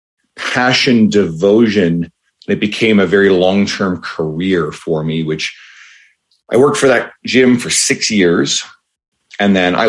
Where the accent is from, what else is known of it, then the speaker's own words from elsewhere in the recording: St. John's, Newfoundland and Labrador, Canada; moved away as an adult; now in Edmonton, Canada; I grew up in St. John's, Newfoundland, well, in Newfoundland in general. And I moved out to Edmonton, Alberta when I was about 28.